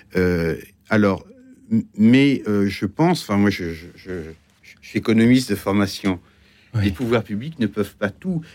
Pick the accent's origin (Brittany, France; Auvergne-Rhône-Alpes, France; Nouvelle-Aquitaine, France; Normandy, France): Normandy, France; Granville; also born or lived in Brittany; now in Paris, France; je viens de Grandville